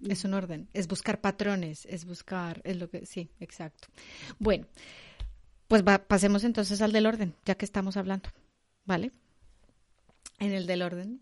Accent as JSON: {"language": "Spanish", "country": "Colombia", "moved": "yes", "said": "yo como soy colombiana, yo no utilizo el vos, el, el vosotros"}